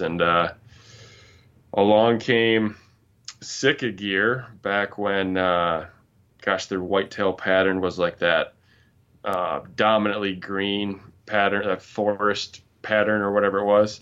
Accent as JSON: {"language": "English", "town": "Grand Rapids", "region": "Michigan", "country": "United States", "tie": "born or raised there", "said": "I'm from Michigan, um, born and raised in Grand Rapids, but moved up to northern Michigan, uh, a few years ago"}